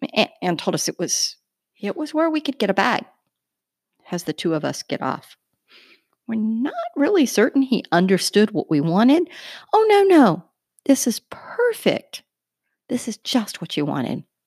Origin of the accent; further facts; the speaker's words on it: United States; we're two American journalists